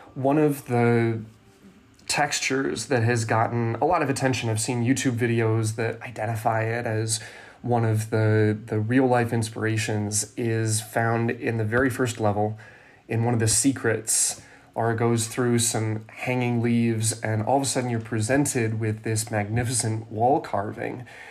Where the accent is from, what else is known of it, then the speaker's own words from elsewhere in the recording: California, United States; where I grew up in California